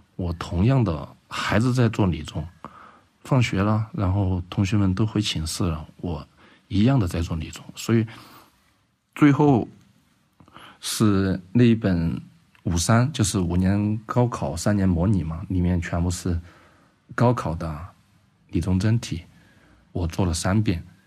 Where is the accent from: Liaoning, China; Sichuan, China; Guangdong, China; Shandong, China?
Guangdong, China; Guangzhou; now in Chengdu, China; 因为我小时候是在广州长大的